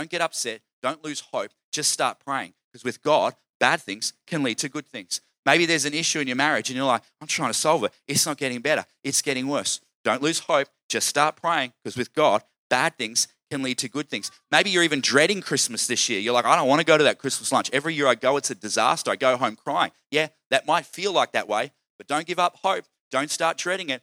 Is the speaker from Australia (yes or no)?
yes; Queensland, Australia; I'm from Queensland